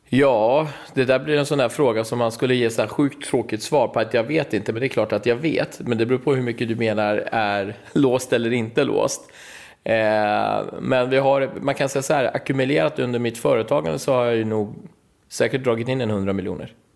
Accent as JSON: {"language": "Swedish", "town": "Stockholm", "region": "Stockholm County", "country": "Sweden", "said": "jag är från Husby och från orten"}